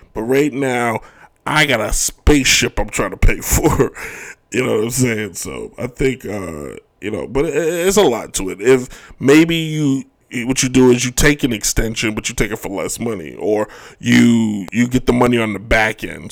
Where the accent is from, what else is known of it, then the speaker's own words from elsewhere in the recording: United States; as an American